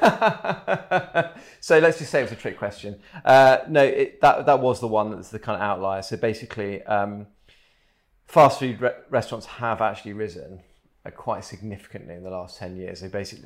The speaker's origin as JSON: {"language": "English", "country": "United Kingdom", "said": "we're British"}